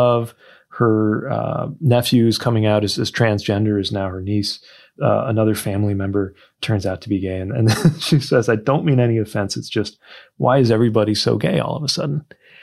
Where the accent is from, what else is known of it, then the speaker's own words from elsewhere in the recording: Indiana, United States; growing up in Indiana